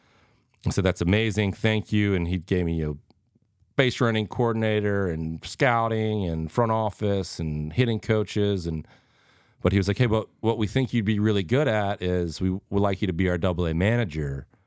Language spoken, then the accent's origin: English; Cincinnati, Ohio, United States; And he knew I was from Cincy